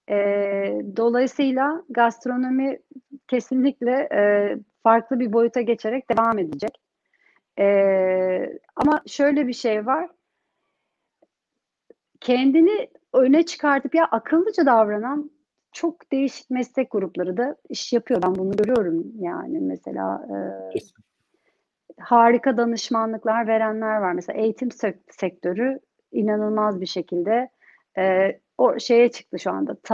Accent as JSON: {"language": "Turkish", "country": "Turkey", "tie": "born or raised there", "moved": "yes", "lives_now": "London, United Kingdom", "said": "Ama ben Türkiye'de yetiştim. Hani oranın kültürü, oranın eğitimini aldım. Türkiye'ye dönmeyi istiyorum. Ama şimdi çocuklar burada doğdu."}